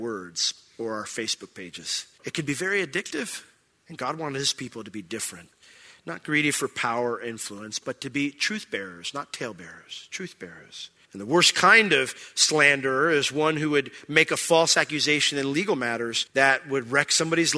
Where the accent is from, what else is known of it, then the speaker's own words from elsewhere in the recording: Orlando, Florida, United States; I was from Orlando